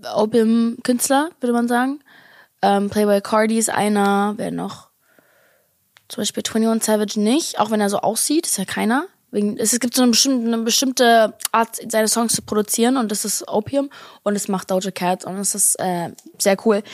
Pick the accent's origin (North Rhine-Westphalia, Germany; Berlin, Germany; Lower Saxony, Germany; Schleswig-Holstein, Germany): Berlin, Germany; als Berliner Girl